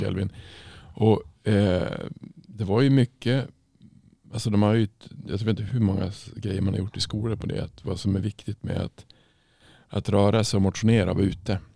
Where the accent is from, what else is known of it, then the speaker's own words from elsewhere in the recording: Norrland, Sweden; moved away; när jag växte upp så alltså i Norrland är det ju inte så jädra ljust